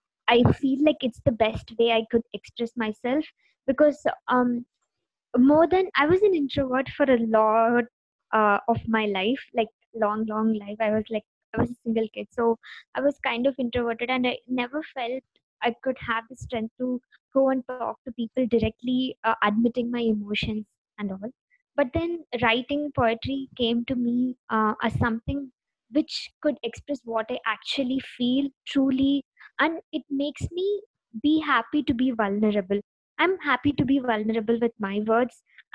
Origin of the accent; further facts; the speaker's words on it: Dindigul, Tamil Nadu, India; moved away as an adult; now in Bangalore, India; I'm a girl from Tamil Nadu. So I'm from a small district called Tindakal